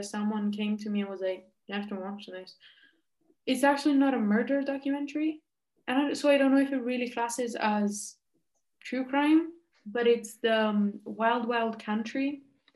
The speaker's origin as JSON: {"language": "English", "town": "Rome", "region": "Lazio", "country": "Italy", "said": "I'm from Rome"}